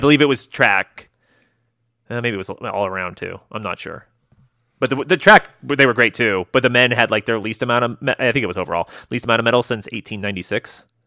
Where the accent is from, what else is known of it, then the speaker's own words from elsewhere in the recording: United States; I'm American